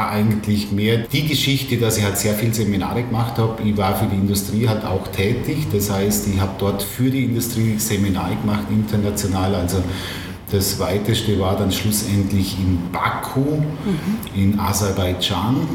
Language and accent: German; Mellau, Vorarlberg, Austria; äh, am Bregenzer Wälder, ein Marschächter Bregenzer Wälder, also äh, bin in Mellau aufgewachsen